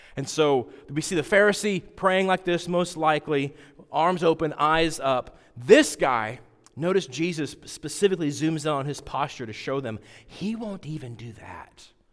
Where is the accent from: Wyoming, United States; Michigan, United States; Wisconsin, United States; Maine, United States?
Wyoming, United States; I grew up out west in Wyoming